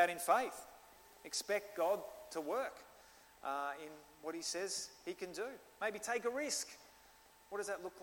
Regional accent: Australia; accent: Australian; I'm Australian, and he just thinks my accent's awesome

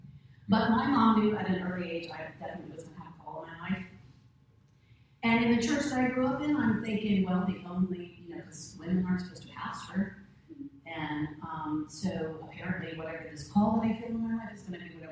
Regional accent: Grove City, United States; I was raised in Grove City, graduated from Grove City High School

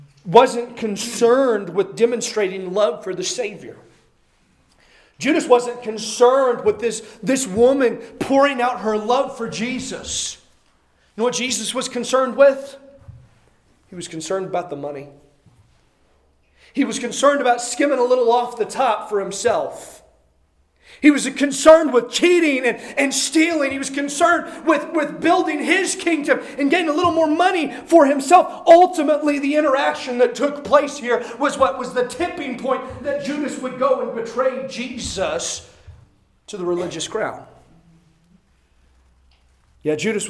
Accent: Midwest, United States; born or raised there; moved away

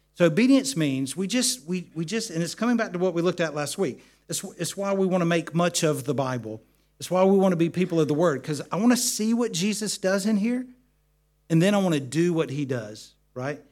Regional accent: United States; now in United Kingdom; growing up in the States and the part of America where we lived, uh, we lived in the mountains

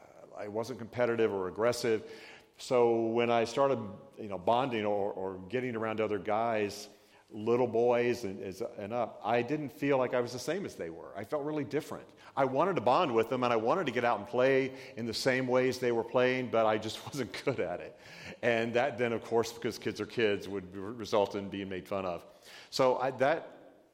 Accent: Georgia, United States; my dad was a big Georgia redneck, because I'm from Georgia

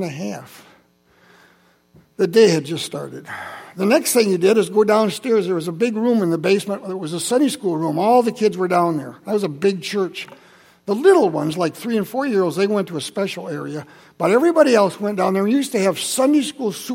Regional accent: Holland, Michigan, United States; I grew up in Holland. I'm from Holland. I went to Maple Avenue Christian Reformed Church

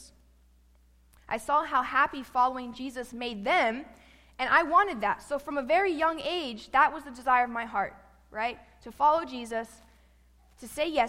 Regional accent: Miami, Florida, United States; moved away as an adult; also born or lived in Tennessee; I'm from Miami, Florida, born and raised

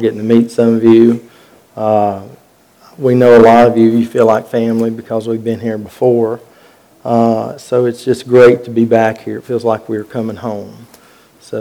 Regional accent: Western North Carolina, United States; I grew up down in Western North Carolina

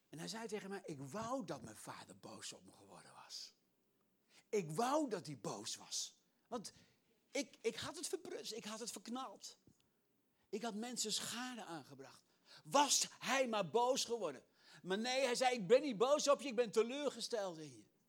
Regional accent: Netherlands; als Nederlander

